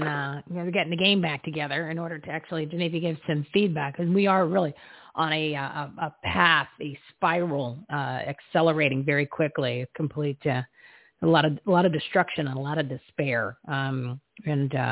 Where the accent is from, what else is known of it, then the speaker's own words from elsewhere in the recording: New Jersey, United States; I'm from New Jersey.